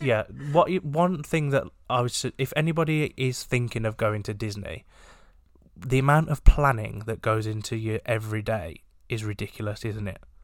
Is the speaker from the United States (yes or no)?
no; England, United Kingdom; we are English